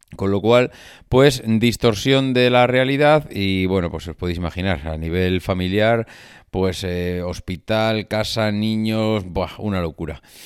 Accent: La Rioja, Spain; moved away; en mi tierra

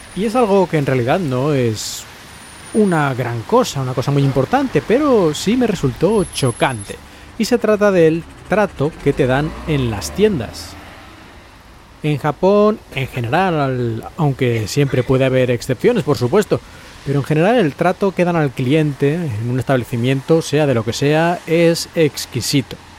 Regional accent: Spain; moved away; los que somos de España

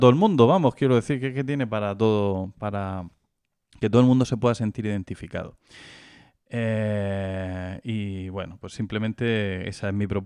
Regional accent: Region of Murcia, Spain; como murcianos

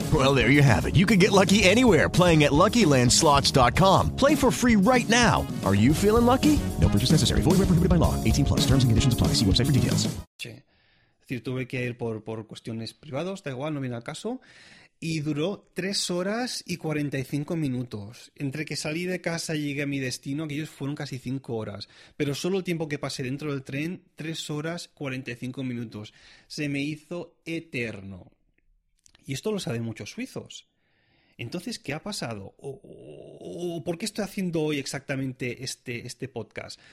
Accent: Catalonia, Spain; moved away as an adult; now in Zurich, Switzerland; como catalán que soy

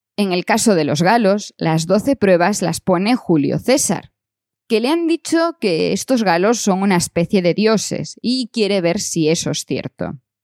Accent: Galicia, Spain; mi principal recuerdo de las Navidades de mi infancia es ver las 12 pruebas de Asterix en la televisión de Galicia

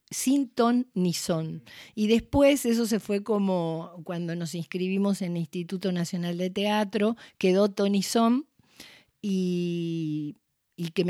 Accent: Argentina; en ese pueblo de italianos donde yo crecí, no en Italia, sino pueblos de inmigrantes italianos

